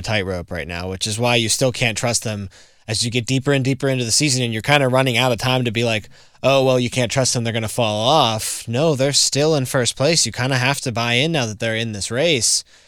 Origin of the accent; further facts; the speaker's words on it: Pittsburgh, Pennsylvania, United States; I grew up in Pittsburgh